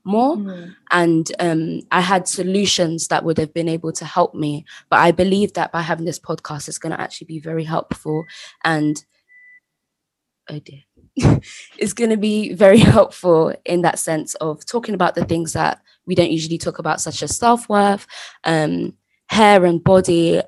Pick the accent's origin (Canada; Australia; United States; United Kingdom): United Kingdom; England; in this country, England, but my family is from Sierra Leone.